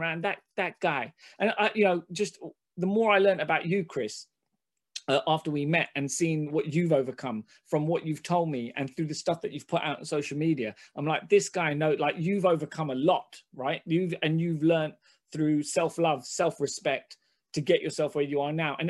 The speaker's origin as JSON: {"language": "English", "region": "London", "country": "United Kingdom", "tie": "born or raised there", "first_language": "Hindi", "said": "I grew up in Hackney"}